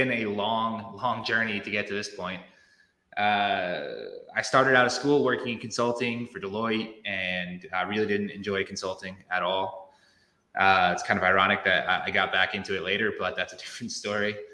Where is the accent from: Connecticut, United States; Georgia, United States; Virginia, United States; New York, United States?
Connecticut, United States; moved away; I'm originally from Connecticut. I don't live there anymore